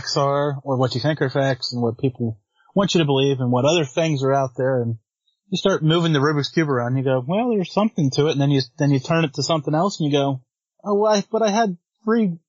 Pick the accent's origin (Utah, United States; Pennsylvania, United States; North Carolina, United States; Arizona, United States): Pennsylvania, United States; Western; I'm from Western Pennsylvania. That's the Pittsburgh side of Pennsylvania